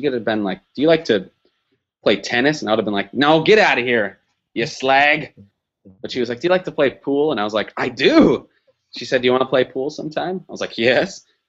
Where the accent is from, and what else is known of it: Wisconsin, United States; moved away as an adult; now in Los Angeles, United States